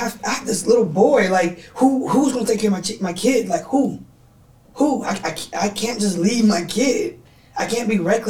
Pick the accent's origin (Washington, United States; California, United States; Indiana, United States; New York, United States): California, United States; the Bay Area; Growing up in the Bay